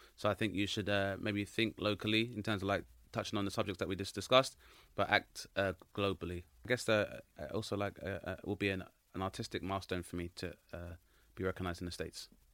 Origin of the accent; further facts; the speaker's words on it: Grenada; I'm from Grenada, which is a very small nation of about 100,000 people